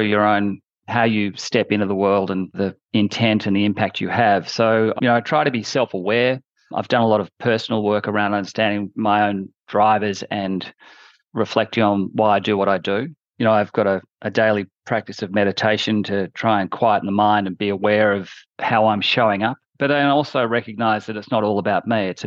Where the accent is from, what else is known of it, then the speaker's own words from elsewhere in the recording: Australia; moved away as an adult; also born or lived in London, United Kingdom; I'm a junior auditor as an Australian in a London firm